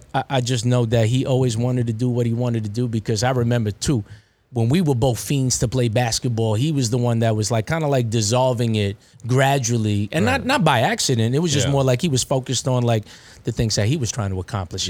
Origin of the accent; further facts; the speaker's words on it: Philippines; You're Indian. He's Indian. I'm Filipino.